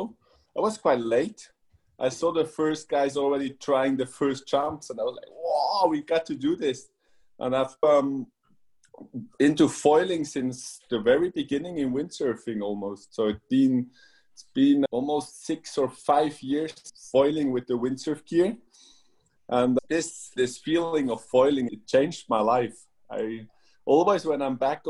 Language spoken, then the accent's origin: English; Switzerland; I'm born and raised in Switzerland